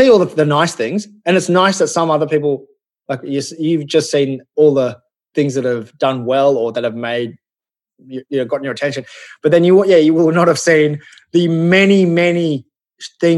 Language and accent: English; Australia; I grew up in Australia